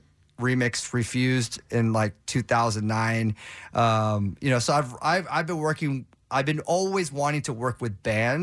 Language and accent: English; Los Angeles, California, United States; I grew up in Southern California in LA, so KROQ's like, that's the holy grail.